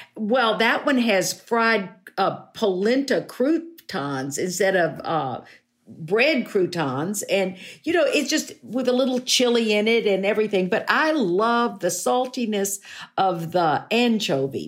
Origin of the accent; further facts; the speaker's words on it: Fort Worth, Texas, United States; when I was growing up in Fort Worth